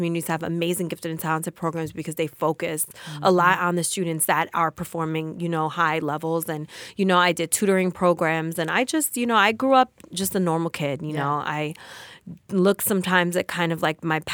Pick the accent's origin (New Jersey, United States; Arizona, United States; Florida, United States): New Jersey, United States; Passaic; I am from Passaic, New Jersey. I'm right here from the backyard of New Jersey.